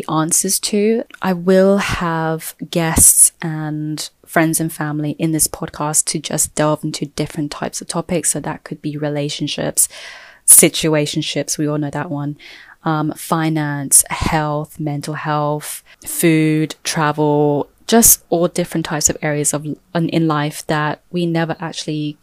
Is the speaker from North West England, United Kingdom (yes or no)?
no; London, United Kingdom; also born or lived in Thailand; I was born and raised in London. I've never really lived anywhere else.